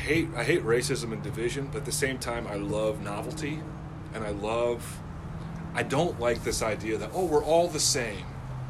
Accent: Northwest Iowa, United States; moved away; Ever since I've left Northwest Iowa, I've run into that shit. I always assumed I was white as fuck growing up in Iowa.

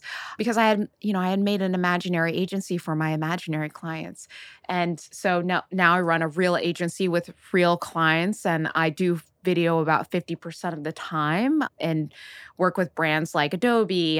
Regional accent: Oakland, California, United States; I grew up in Silicon Valley.

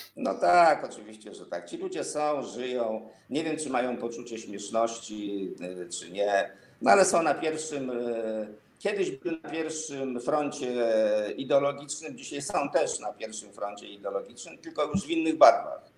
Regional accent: Żyrardów, Masovian Voivodeship, Poland; służącego do mszy w żyrardowskim kościele

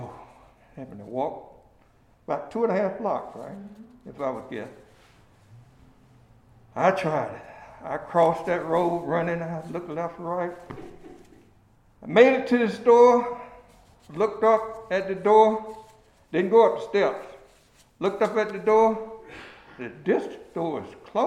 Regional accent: Milledgeville, Georgia, United States; moved away as an adult; I grew up in Milledgeville and left Milledgeville through the 1972 draft

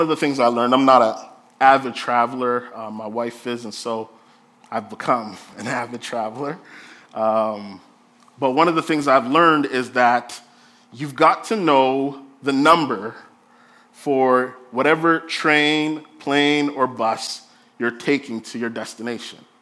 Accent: Jamaica; I'm Jamaican

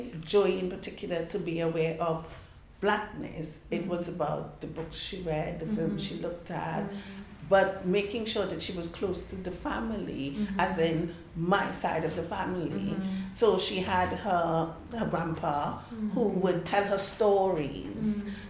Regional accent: United Kingdom; also born or lived in Saffron Walden / Trinidad; I'm black, which is, you know, I was born in this country, I parented my children 75% as a black Caribbean mother.

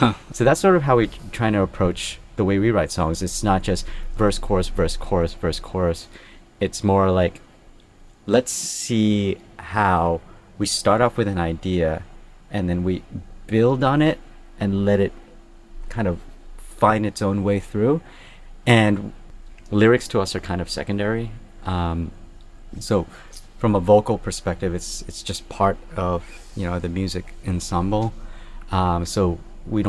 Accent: Thailand; also born or lived in Brooklyn; physically where we come from, we're all from Thailand

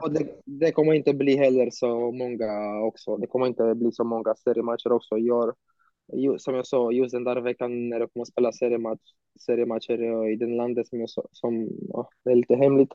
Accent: Romania; also born or lived in Bucharest, Romania / Sweden; när jag var hemma i Rumänien

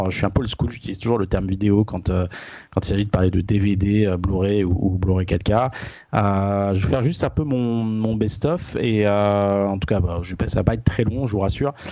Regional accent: France; chez nous en France

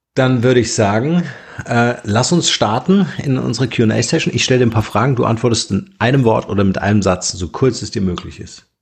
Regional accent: Germany; uns Deutsche

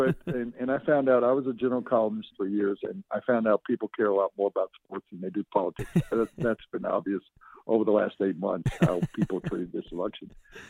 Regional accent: the South, United States; now in Denver, United States; Growing up in the South, and seeing how African-Americans were treated when I was young.

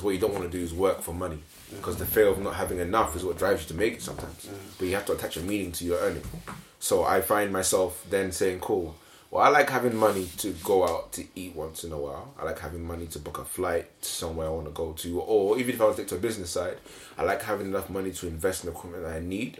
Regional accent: Nigeria; now in United Kingdom; when I grew up in Nigeria, I saw battles between family members for money and inheritance

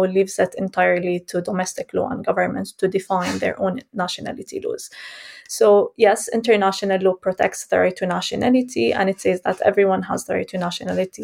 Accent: Jerusalem, Palestine; I was born and raised in Jerusalem, Palestine

